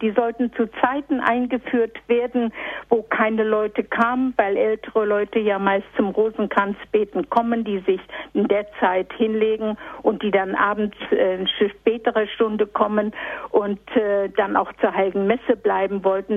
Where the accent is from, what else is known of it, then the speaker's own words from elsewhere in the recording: East Prussia, Warmian-Masurian Voivodeship, Poland; now in Bielefeld, Germany; Ich komme aus Ostpreußen, aus dem Ermland